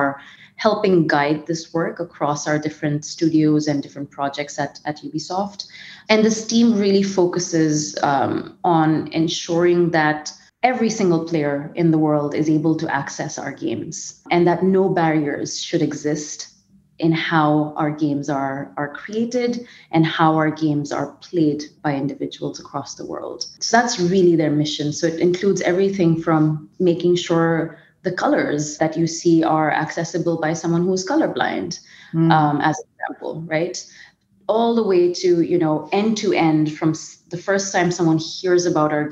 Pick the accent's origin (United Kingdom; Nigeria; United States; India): India; moved away as an adult; also born or lived in Bombay; I'm originally from India